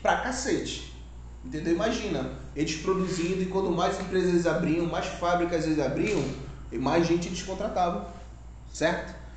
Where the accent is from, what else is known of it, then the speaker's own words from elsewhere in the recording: Maués, Amazonas, Brazil; aqui somos do Amazonas, Maués